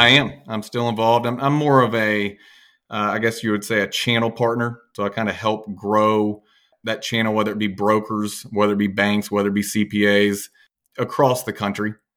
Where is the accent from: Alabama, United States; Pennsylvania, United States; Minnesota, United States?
Alabama, United States; Birmingham; I'm from Birmingham, born and raised.